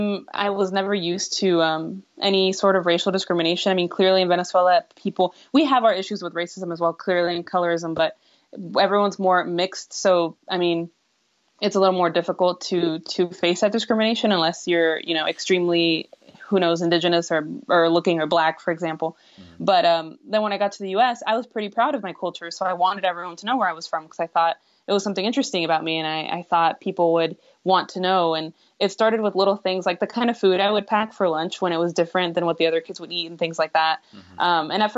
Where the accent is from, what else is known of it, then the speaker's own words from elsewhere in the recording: San Antonio, Texas, United States; I'm in San Antonio